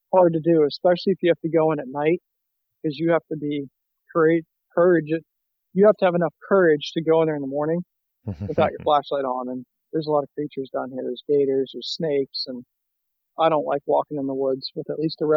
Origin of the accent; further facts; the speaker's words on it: South Florida, United States; I grew up in South Florida.